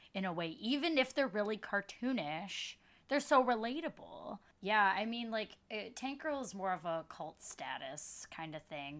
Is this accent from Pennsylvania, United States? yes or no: no; Dearborn, Michigan, United States; moved away as an adult; now in Brooklyn, United States; I grew up in Michigan, in Dearborn, Michigan, but now live in Brooklyn, New York.